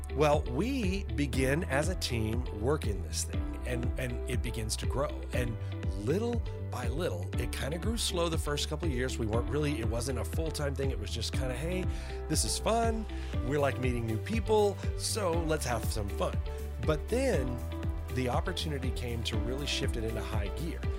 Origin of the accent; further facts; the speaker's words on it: Arlington, Texas, United States; also born or lived in Louisiana; I was raised by a middle class family. We lived in a little town that is now a big town called Arlington